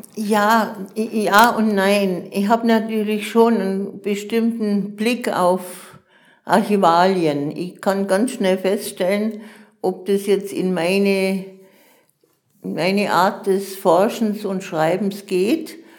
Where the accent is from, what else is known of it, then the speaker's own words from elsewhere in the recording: Munich, Bavaria, Germany; moved away; also born or lived in Augsburg; ich bin in München geboren